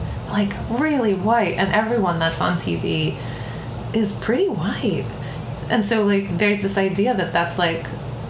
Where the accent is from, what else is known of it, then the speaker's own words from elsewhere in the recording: New York, United States; accent: Bronx; why do I speak this way as a kid that was born and raised in the Bronx?